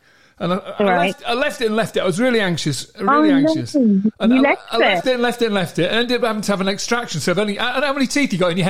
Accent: Ilkley, Yorkshire and the Humber, United Kingdom; moved away; I'm from West Yorkshire originally, yeah, Ilkley.

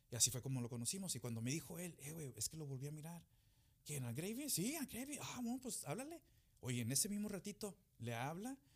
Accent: United States; born there; Pero yo nací aquí en Estados Unidos, mi hermano, mis hermanas, todos nacimos aquí.

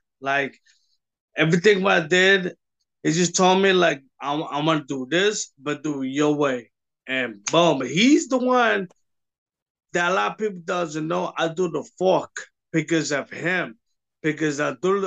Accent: New York City, New York, United States; in Brooklyn, New York, my hometown

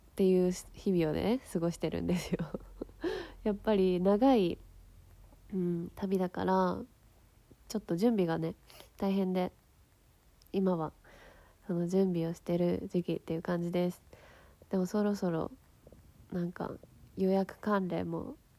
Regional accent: Yokohama, Kanagawa, Japan; 私はさ横浜出身だからさすごいまあ都会で育ってきたわけなんだけどさ

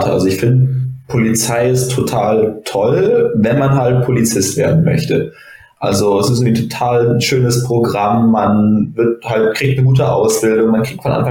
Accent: Bonn, North Rhine-Westphalia, Germany; dass ich halt noch in meiner Heimatstadt habe angefangen zu meiner Heimatstadt in Bonn angefangen habe zu studieren.

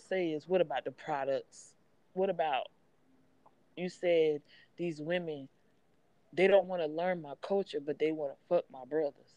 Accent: Charleston, South Carolina, United States; I hail from Charleston, South Carolina. I'm a proud Gullah Geechee woman

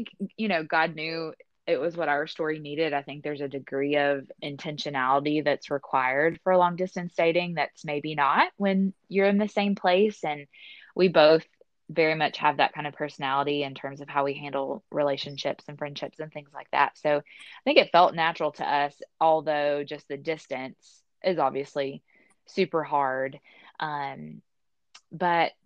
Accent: Tennessee, United States; now in Mississippi, United States; growing up in Tennessee, I was very used to seeing a lot of snow

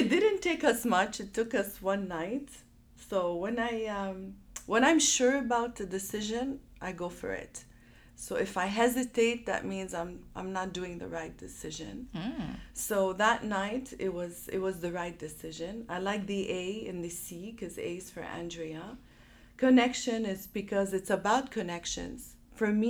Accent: Montreal, Quebec, Canada; moved away as an adult; also born or lived in Chicago / Dubai; I'm born and raised in Montreal

